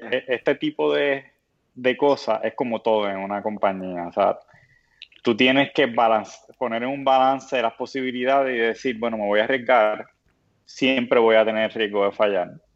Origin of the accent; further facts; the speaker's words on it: Puerto Rico; lo somos los puertorriqueños